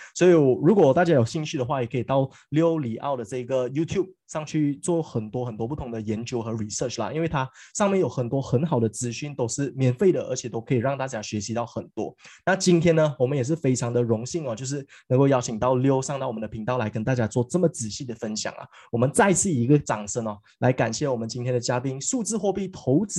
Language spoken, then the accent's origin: Chinese; Malaysia; 回归到我们马来西亚人